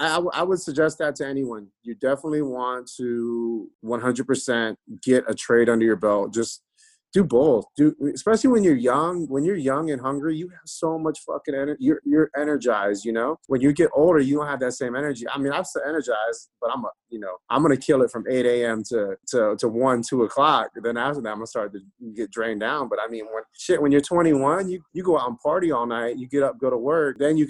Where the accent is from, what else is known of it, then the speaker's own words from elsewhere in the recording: Tampa, Florida, United States; also born or lived in Valdosta, Georgia; So I mean, when people ask me like, where are you from? I always say Tampa, you know?